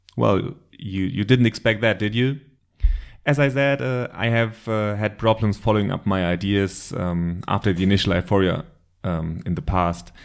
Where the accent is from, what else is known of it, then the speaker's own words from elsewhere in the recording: Germany; accent: German; English is a second language; I live in Germany, but you probably already recognized that from my terrible accent